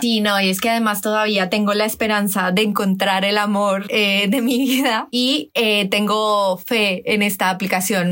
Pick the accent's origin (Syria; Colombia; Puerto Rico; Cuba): Colombia; now in Spain; tengo 20 a 30, soy colombiana, por cierto, así que si me notáis algún deje